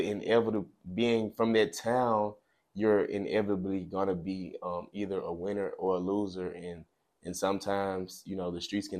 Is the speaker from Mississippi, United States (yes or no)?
yes; Clarksdale, Mississippi, United States; I grew up in Clarksdale, Mississippi, a town that we both are familiar with.